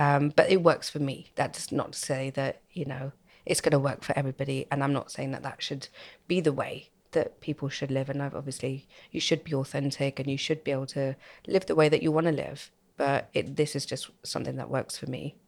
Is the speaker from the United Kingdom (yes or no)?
yes; United Kingdom; I was born and brought up in Halston